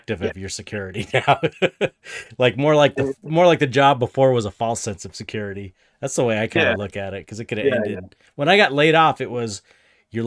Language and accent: English; United States; an American